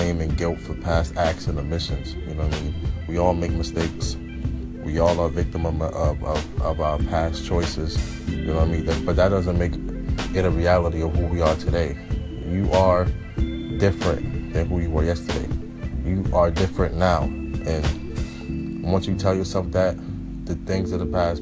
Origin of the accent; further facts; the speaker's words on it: New York City, New York, United States; I'm a photographer from Brooklyn, New York